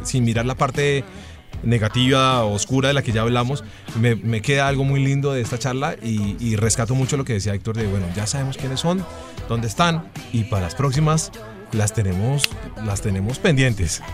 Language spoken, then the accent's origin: Spanish; Colombia; todos estos colombianos que somos los colombianos de a pie